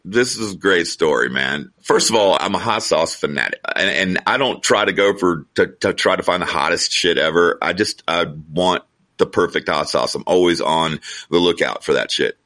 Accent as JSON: {"language": "English", "region": "Georgia", "country": "United States", "said": "we're from Georgia"}